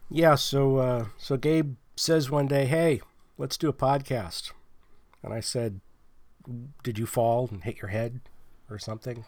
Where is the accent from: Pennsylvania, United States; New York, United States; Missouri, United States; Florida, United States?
Pennsylvania, United States; now in California, United States; I'm not from California. I live in California. But I'm from Pennsylvania